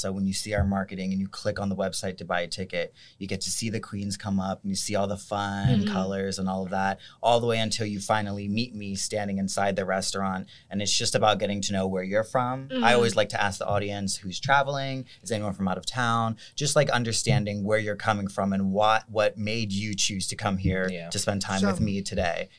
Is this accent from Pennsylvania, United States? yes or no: yes; Lancaster, Pennsylvania, United States; definitely Pennsylvania, because I was born and raised there in Lancaster.